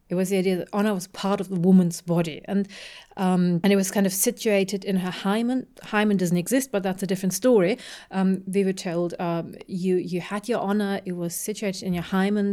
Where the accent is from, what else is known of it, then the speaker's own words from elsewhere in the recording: Germany; having grown up in Germany